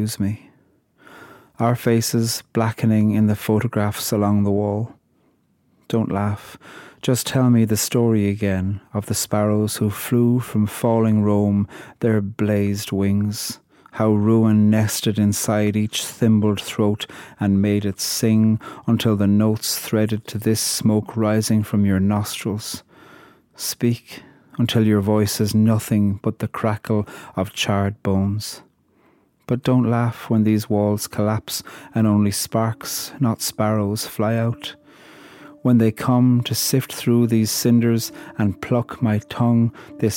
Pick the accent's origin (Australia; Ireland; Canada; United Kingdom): Ireland; I'm from Ireland, and I'm a poet